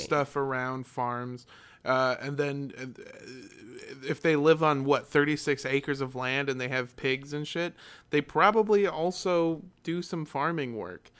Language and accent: English; Southern California, United States; I grew up in Southern California